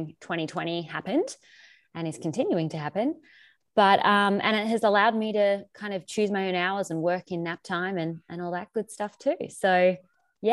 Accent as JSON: {"language": "English", "country": "Australia", "moved": "as an adult", "lives_now": "Ohio, United States", "said": "I am Australian. I moved here 5 years ago."}